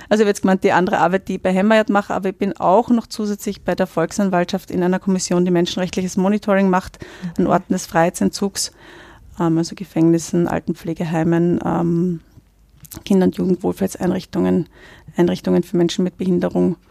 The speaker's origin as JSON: {"language": "German", "country": "Austria", "said": "in den 39 Jahren, die ich jetzt hier lebe"}